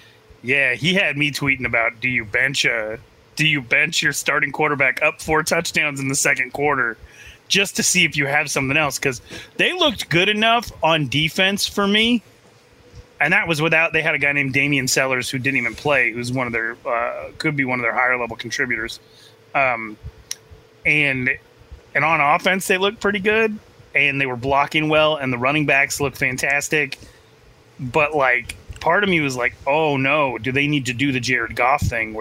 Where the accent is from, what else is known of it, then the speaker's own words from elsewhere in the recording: Phoenix, Arizona, United States; Like, y'all, I'm from Phoenix, where they leave babies in the car with the windows rolled up.